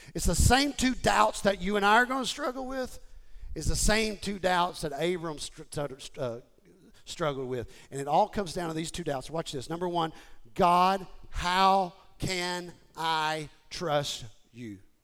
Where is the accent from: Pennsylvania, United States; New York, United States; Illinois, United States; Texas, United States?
Texas, United States; Houston; I grew up in Houston and I joined Gold's Gym